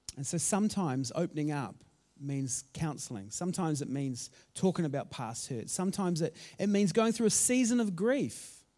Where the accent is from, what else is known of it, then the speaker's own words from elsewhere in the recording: Auckland, New Zealand; also born or lived in Christchurch; I grew up in South Auckland